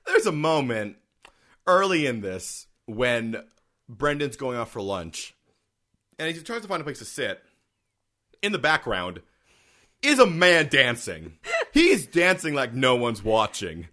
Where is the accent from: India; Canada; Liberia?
Canada; we're also Canadian